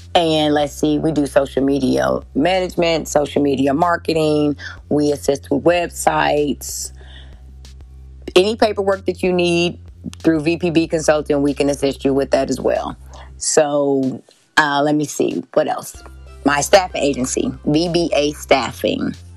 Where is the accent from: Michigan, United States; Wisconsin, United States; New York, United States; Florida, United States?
Wisconsin, United States; Kenosha; I grew up in Kenosha, Wisconsin